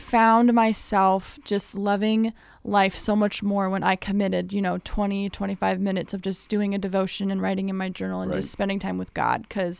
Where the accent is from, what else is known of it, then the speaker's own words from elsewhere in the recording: California, United States; now in Illinois, United States; So I live in Illinois, but I'm originally from California, and there's this one restaurant.